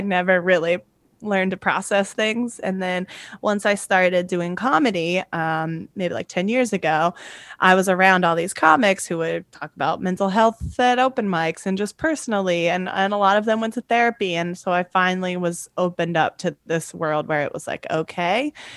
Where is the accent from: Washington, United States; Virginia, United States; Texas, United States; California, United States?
Virginia, United States; I'm from Virginia, I'm from the South